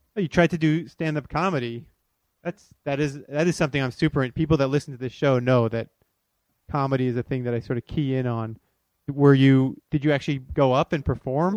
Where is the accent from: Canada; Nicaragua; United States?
United States; Florida; I grew up in Florida